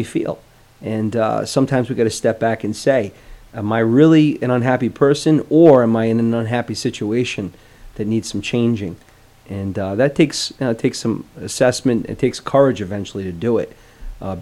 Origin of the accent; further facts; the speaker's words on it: Providence, Rhode Island, United States; I'm from Providence.